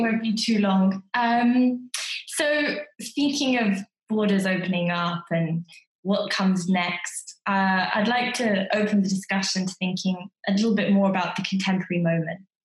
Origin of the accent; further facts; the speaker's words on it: United Kingdom; as a British person